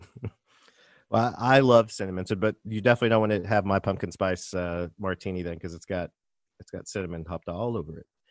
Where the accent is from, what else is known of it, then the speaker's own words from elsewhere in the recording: Little Rock, Arkansas, United States; moved away as an adult; also born or lived in Nashville; now in Brooklyn, United States; I'm from Little Rock, Arkansas.